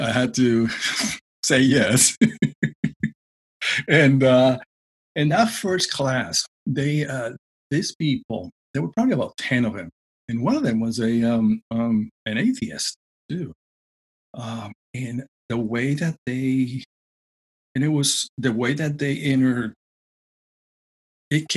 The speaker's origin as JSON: {"language": "English", "country": "Puerto Rico", "tie": "born or raised there", "said": "growing up in Puerto Rico"}